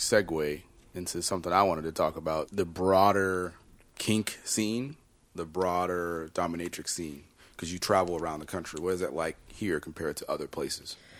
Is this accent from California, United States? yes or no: no; Chicago, Illinois, United States; I'm from Chicago, born and raised